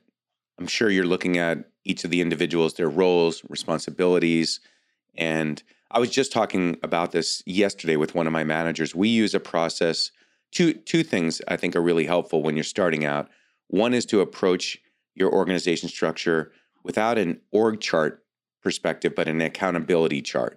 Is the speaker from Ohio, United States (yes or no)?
no; Long Island, New York, United States; now in California, United States; I grew up on Long Island myself